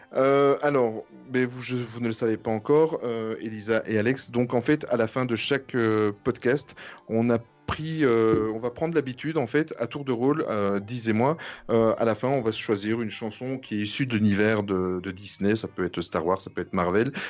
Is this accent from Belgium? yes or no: yes; Belgium; je viens de Belgique